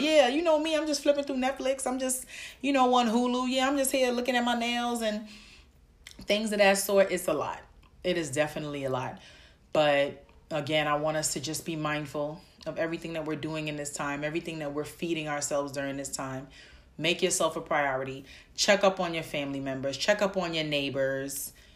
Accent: New York City, New York, United States; I'm from the Bronx

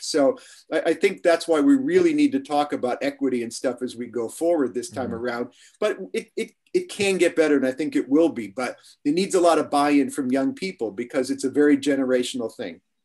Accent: Chicago, Illinois, United States; moved away as an adult; also born or lived in Manhattan, New York; now in New York, United States; I grew up in Chicago um, in a neighborhood where everybody spoke Polish

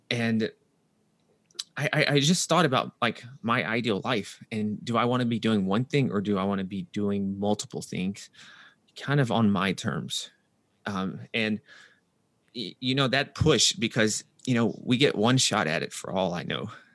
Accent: Nashville, Tennessee, United States; moved away as an adult; also born or lived in New York; I'm from Nashville, Tennessee, so that's the southern U S

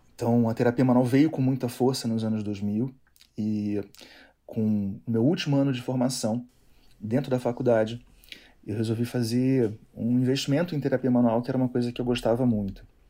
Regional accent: Niterói, Rio de Janeiro, Brazil; moved away as an adult; now in Brasília, Brazil; Sou da cidade de Niterói, lá no Rio de Janeiro

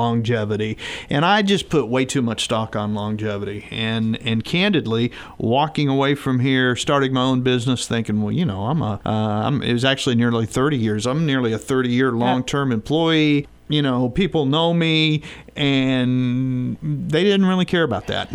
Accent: Southwest Missouri, United States; I grew up in Southwest Missouri.

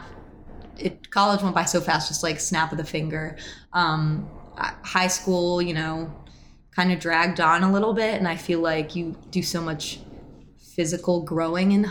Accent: Syracuse, New York, United States; I grew up in Syracuse

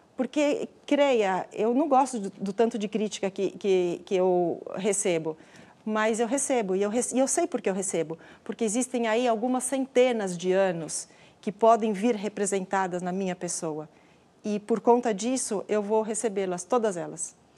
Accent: Brazil; nós somos brasileiros e brasileiras

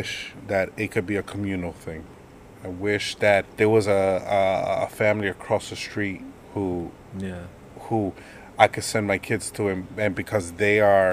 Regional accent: United States; I am Dominican, but I was born here

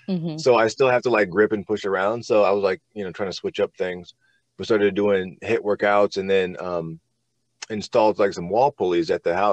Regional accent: Norfolk, Virginia, United States; I grew up in Virginia in Norfolk area.

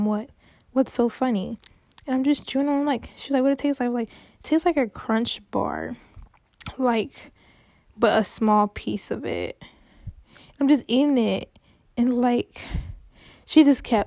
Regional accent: Cincinnati, Ohio, United States; I'm from Cincinnati

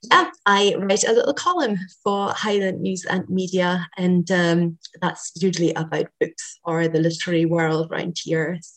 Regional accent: Germany; English is a second language; moved away as an adult; now in Scotland; so I was born in Germany and I grew up there, and I went to school in Germany.

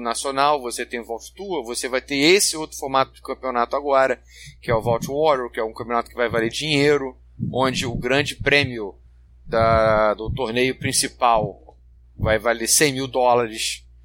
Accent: Rio de Janeiro, Brazil; eu sou, eu sou carioca

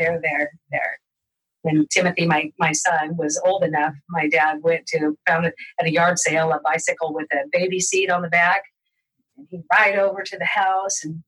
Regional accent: Modesto, California, United States; my sisters and I were growing up in Modesto

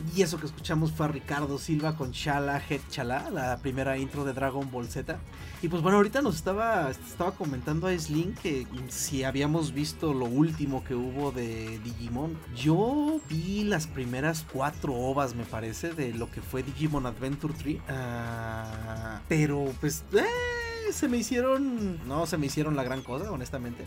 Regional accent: Mexico; a mí me tocó ver la emisión de la versión original aquí en, aquí en México

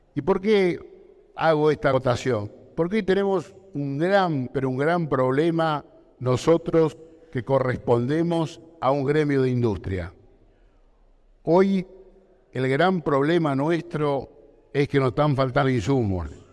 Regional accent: Argentina; yo tenía una industria donde se producía de todo en mi país

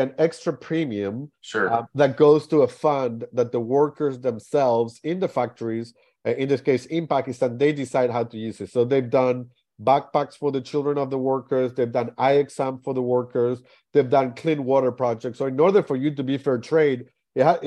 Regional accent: Argentina; also born or lived in Shanghai, China; now in United States; that's where I grew up playing in Argentina as well

